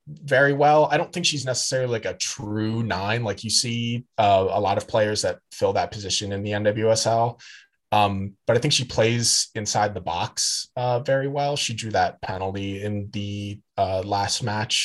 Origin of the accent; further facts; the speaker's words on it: Michigan, United States; I'm from, like, I grew up in Michigan